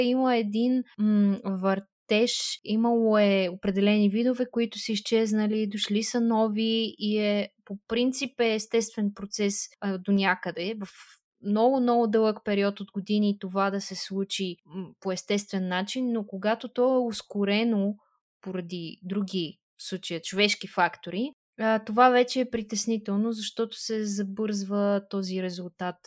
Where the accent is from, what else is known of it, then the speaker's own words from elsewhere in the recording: Bulgaria; сме заобиколени като българи от а, прекрасна природа